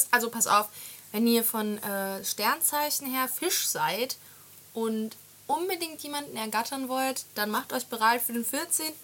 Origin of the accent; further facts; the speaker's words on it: Austria; Wir waren, also ich komme ja aus Österreich und wir waren dann bei Freunden.